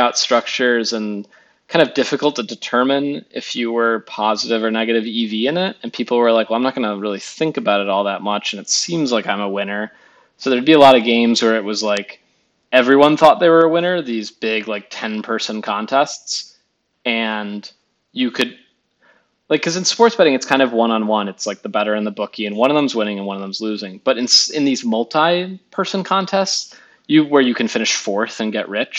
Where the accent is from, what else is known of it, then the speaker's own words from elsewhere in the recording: Chicago, Illinois, United States; I grew up in the Chicago area